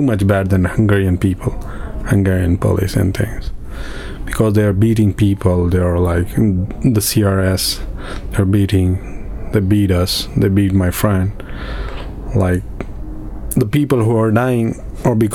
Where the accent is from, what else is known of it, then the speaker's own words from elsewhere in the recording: Afghanistan; now in Calais, France; I came from Afghanistan to Iran